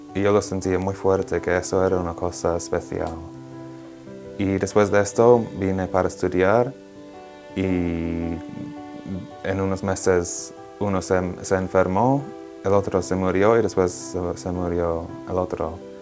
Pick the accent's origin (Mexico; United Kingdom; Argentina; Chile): United Kingdom; England; Spanish is a second language; moved away as an adult; now in Rome, Italy; soy de Inglaterra, tengo 27 años y estoy estudiando teología ah, aquí en Roma